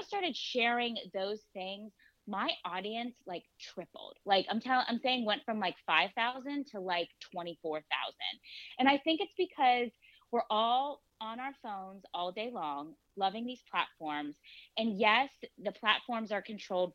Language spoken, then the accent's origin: English; Pittsburgh, Pennsylvania, United States; also born or lived in Asheville, North Carolina; I'm from Pittsburgh